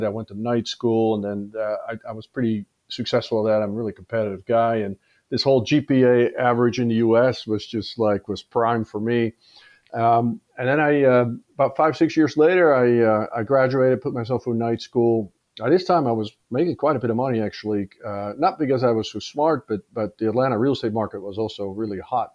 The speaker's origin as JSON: {"language": "English", "town": "Amsterdam", "region": "North Holland", "country": "Netherlands", "tie": "born or raised there", "also_born_or_lived": "Australia", "moved": "as an adult", "said": "I was born in Amsterdam."}